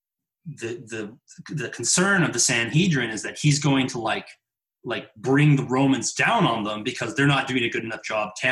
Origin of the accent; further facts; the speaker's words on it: United States; also born or lived in New Albany; particularly as white American Christians